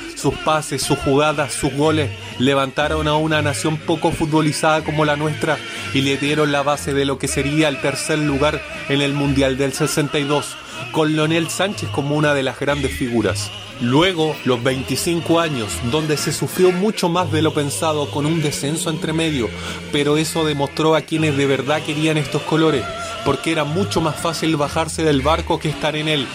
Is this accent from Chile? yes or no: yes; Chile; nosotros como chilenos